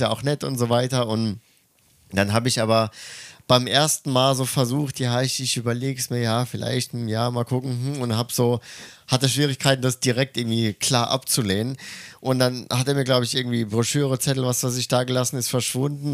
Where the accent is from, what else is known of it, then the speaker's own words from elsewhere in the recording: Germany; moved away as an adult; now in Tokyo, Japan; ich komme aus Deutschland